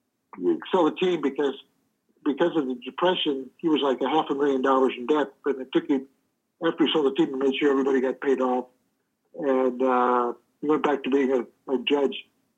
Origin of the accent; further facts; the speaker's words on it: St. Louis, Missouri, United States; now in Phoenix, United States; because I'm from the St. Louis area